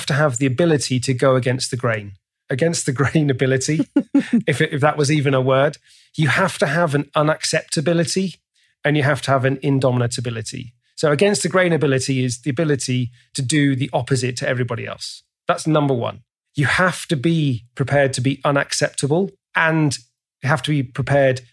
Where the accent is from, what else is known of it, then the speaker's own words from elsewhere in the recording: England, United Kingdom; I'm English